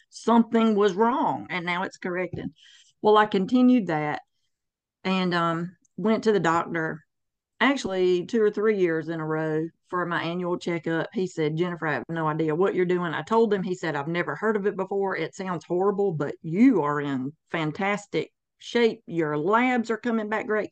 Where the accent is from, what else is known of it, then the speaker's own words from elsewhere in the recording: the Bible Belt, the South, United States; born and raised in the Bible Belt, the armpit of the South